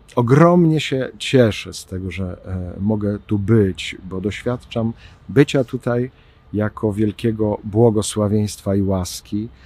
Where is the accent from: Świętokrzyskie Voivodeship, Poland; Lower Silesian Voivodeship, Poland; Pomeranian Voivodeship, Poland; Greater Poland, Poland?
Świętokrzyskie Voivodeship, Poland; Ostrowiec Świętokrzyski; now in Kraków, Poland; z Ostrowca Świętokrzyskiego, skąd pochodzę